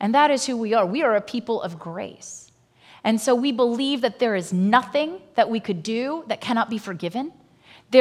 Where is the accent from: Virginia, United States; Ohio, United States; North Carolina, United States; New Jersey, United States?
Virginia, United States; I grew up in Virginia